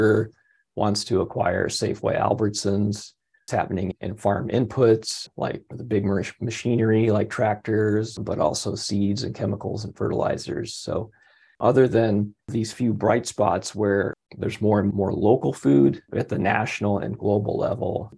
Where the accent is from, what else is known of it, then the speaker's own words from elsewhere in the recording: Michigan, United States; my home state of Michigan